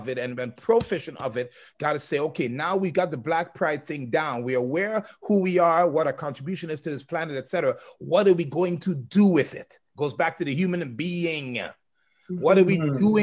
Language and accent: English; Trinidad & Tobago; me as a Trinidadian who is indirectly African